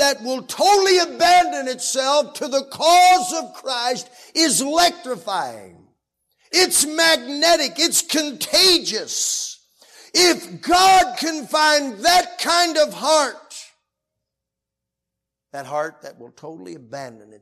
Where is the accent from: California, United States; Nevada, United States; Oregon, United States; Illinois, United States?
Illinois, United States; Creal Springs; moved away; I'm from Creel Springs, Illinois. Mega metropolis, about 800 people